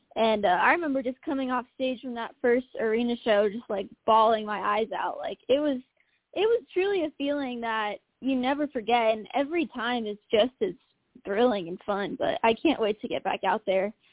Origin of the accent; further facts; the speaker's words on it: Omaha, Nebraska, United States; moved away as an adult; now in Nashville, United States; my hometown of Omaha, Nebraska.